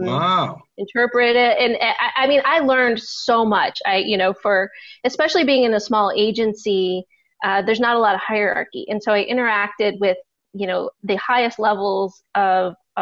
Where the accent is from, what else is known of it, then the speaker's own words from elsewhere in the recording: Detroit, Michigan, United States; moved away as an adult; also born or lived in Washington, D.C.; Detroit is my hometown